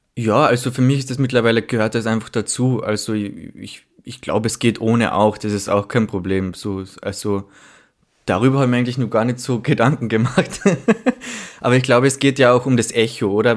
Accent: Villach, Carinthia, Austria; now in Vienna, Austria; ich komme aus Villach, also aus einer Stadt in Kärnten

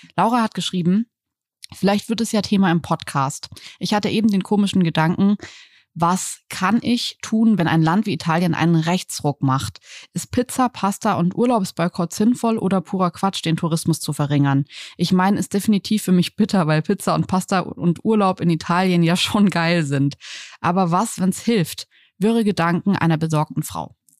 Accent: Berlin, Germany; wenn mich jemand fragt, woher ich komme, dann sage ich immer eher aus Berlin als aus Deutschland

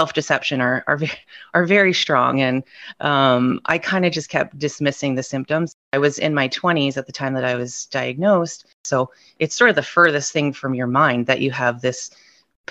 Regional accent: Ontario, Canada; I'm from Ontario, Canada.

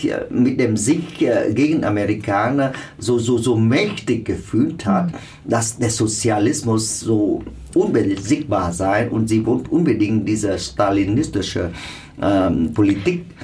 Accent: South Vietnam, Vietnam; wir stammen alle aus dem Süden. Äh, wir haben mehr oder weniger mit der alten Regierung zu tun.

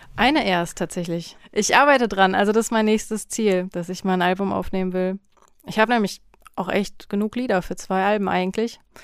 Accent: North Rhine-Westphalia, Germany; also born or lived in Berlin; now in Leipzig, Germany; ich kenne das aus meiner Heimat so vom Niederrhein, da sind die Leute auch sehr herzlich

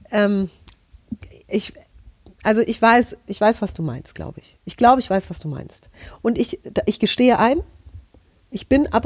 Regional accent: Hesse, Germany; Also ich bin aus Hessen, wir haben einen ganzen Katalog voll Direktbeleidigungen.

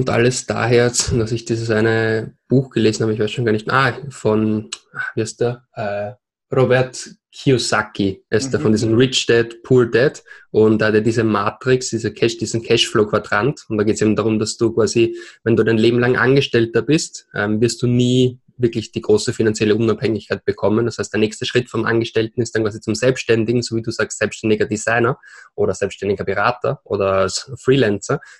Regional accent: Vienna, Austria; accent: Austrian; now in Barcelona, Spain; Äh, ich bin gebürtiger Österreicher aus Wien. Hört man vielleicht an meinem Akzent. Lebe aber jetzt seit drei Jahren schon hier in Barcelona

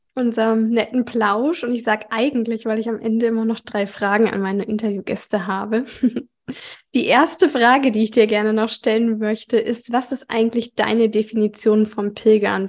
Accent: Germany; ich komme ja äh, aus dem Süden von Hamburg

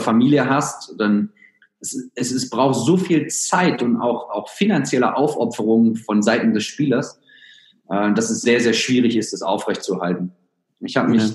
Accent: Germany; moved away as an adult; also born or lived in United States / Australia; ich bin gebürtiger Deutscher

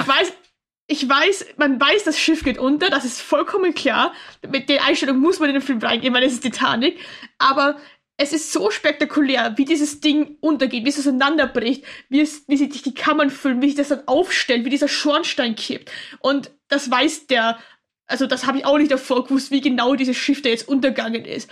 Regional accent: Austria; ich komme aus Österreich

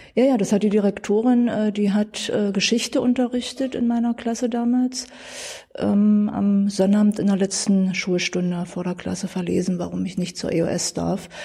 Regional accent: Dessau, Saxony-Anhalt, Germany; Ich bin in Dessau geboren, bin hier aufgewachsen, nie weggezogen

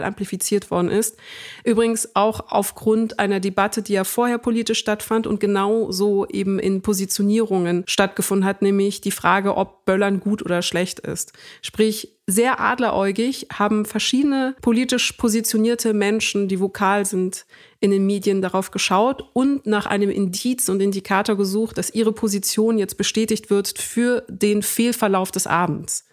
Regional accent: Germany; first language German; Ich bin auch in Deutschland geboren und aufgewachsen

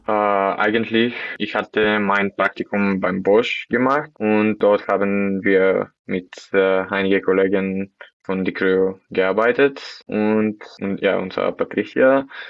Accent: Bulgaria; German is a second language; moved away as an adult; now in Stuttgart, Germany; Ich komme aus Bulgarien. Ich bin schon seit vier Jahren hier in Deutschland.

